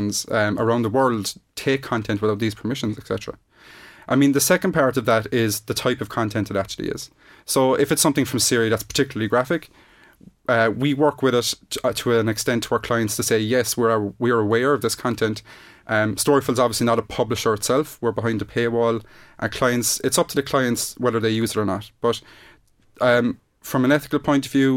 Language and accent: English; Ireland; we are Irish